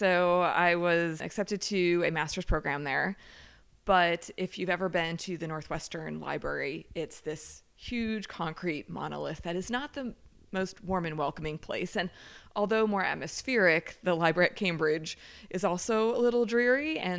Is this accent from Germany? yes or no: yes; Heidelberg, Baden-Württemberg, Germany; born there; I was born in Heidelberg, Germany.